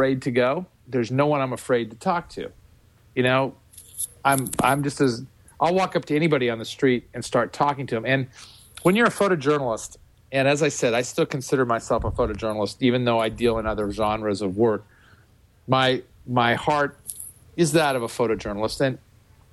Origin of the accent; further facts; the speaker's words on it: Western Nebraska, United States; moved away; when you grow up in a place like Western Nebraska, it's a different existence